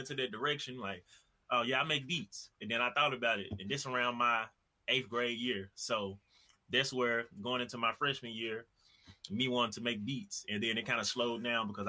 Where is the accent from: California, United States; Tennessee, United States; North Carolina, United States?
Tennessee, United States; I'm from Tennessee.